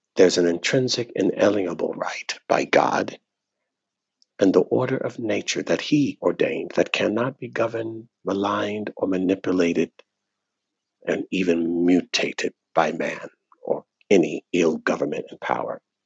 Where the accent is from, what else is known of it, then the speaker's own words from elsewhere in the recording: United States; I was born in America. I was born American